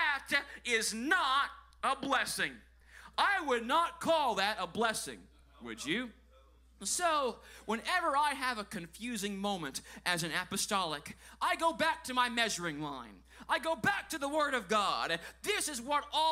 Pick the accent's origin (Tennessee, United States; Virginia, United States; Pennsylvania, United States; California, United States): Tennessee, United States; I grew up in Tennessee